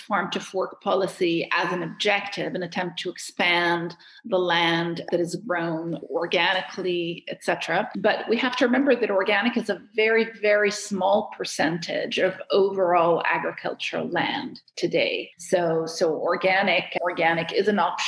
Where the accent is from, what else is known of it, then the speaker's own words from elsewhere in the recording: Cairo, Cairo Governorate, Egypt; moved away as an adult; now in Geneva, Switzerland; I'm from Cairo. So obviously, I grew up in a lot of chaos